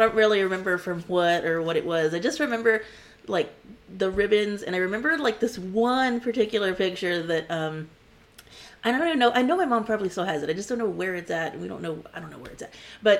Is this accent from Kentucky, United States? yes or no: no; Corpus Christi, Texas, United States; Yes. I'm from Corpus Christi. I graduated from Ray High School